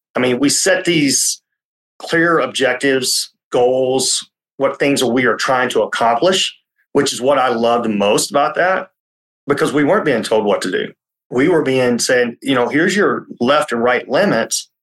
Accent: Tennessee, United States; I grew up in Tennessee

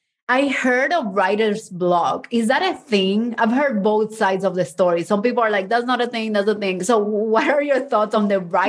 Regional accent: Mexico; also born or lived in Cuba; I was born in Cuba and then we moved to Mexico and then my mom and I ran away and we hid for 6 months.

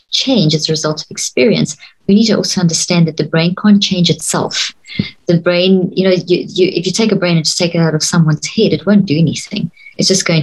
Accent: South Africa; growing up in South Africa, in the apartheid system

